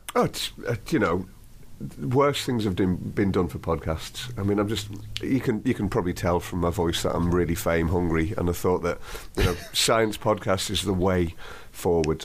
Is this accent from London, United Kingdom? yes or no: no; Liverpool, North West England, United Kingdom; moved away as an adult; also born or lived in St Andrews, Scotland; I'm originally from Liverpool, but I went to university at St Andrews in Scotland